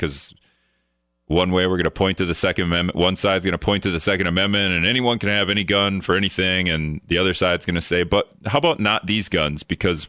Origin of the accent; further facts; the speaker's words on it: Wisconsin, United States; now in Minnesota, United States; I live in Minnesota. I'm from Wisconsin, so my whole family lives in Wisconsin.